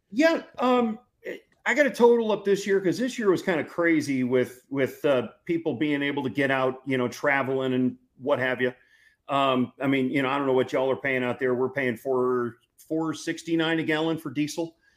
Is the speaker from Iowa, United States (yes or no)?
no; St. Louis, Missouri, United States; now in Texas, United States; growing up in St. Louis